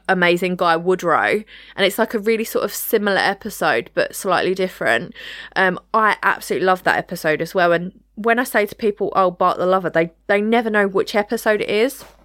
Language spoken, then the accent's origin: English; United Kingdom; us as British people